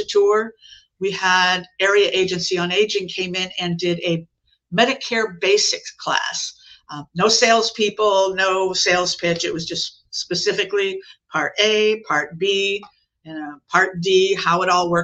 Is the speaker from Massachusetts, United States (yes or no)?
no; Chicago, Illinois, United States; moved away as an adult; also born or lived in South Lee County, Florida; now in Lee County, United States; I'm from Chicago, but I've been down here for 35 years now